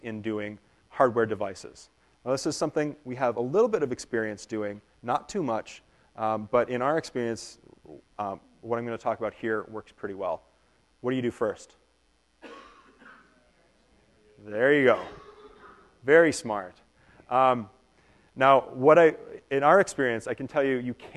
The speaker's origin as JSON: {"language": "English", "region": "Minnesota", "country": "United States", "said": "We are from Minnesota"}